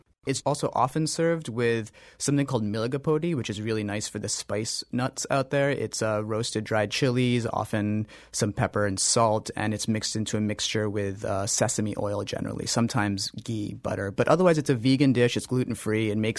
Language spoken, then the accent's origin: English; North India, India; I'm North Indian and the food is South Indian, so right. I didn't grow up eating it.